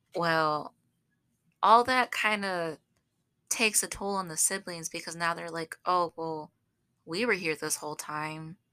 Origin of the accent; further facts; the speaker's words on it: Southern, United States; accent: southern; I use my southern accent